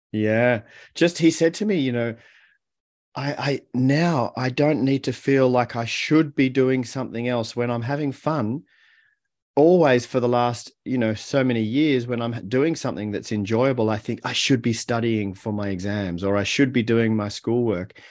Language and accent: English; Melbourne, Victoria, Australia; moved away as an adult; also born or lived in Haarlem, Netherlands; we moved to Australia and, and I grew up in Melbourne.